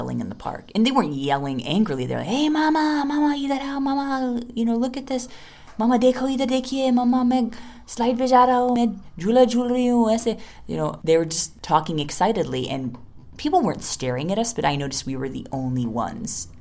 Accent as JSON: {"language": "English", "country": "United States", "moved": "as an adult", "lives_now": "India", "said": "I'm an American"}